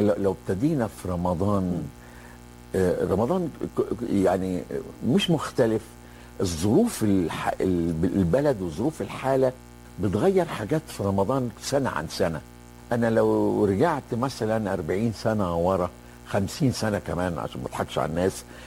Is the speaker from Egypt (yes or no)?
yes; Beni Suef, Beni Suef Governorate, Egypt; كنا بني السويف يعني صعيدة